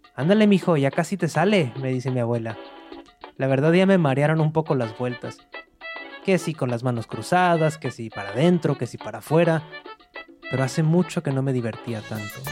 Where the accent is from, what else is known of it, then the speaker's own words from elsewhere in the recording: Monterrey, Nuevo León, Mexico; moved away as an adult; now in New York, United States; Nací en Monterrey, al noreste de México, y hace varios años que me fui para Nueva York